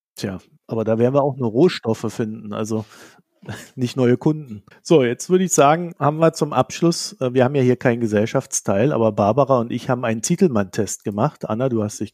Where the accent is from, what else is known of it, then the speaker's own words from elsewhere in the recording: East Germany, Germany; ich komme ja aus dem Arbeiter- und Bauernstaat, äh, sprich der DDR